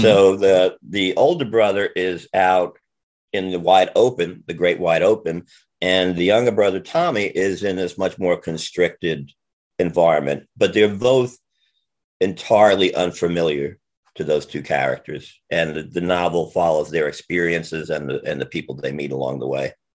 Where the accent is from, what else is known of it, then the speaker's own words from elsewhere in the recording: Jersey City, New Jersey, United States; I grew up in Jersey City uh, in the 50s and 60s and early 70s